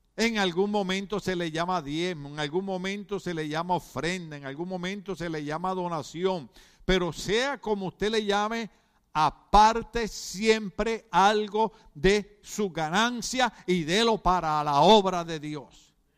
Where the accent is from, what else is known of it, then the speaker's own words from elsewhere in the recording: Puerto Rico; now in United States; mi país, Puerto Rico